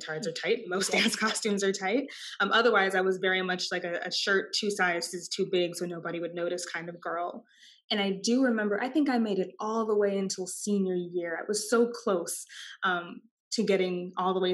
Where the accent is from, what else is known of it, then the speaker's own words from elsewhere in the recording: Austin, Texas, United States; I am a Texan. I was born and raised in Austin, Texas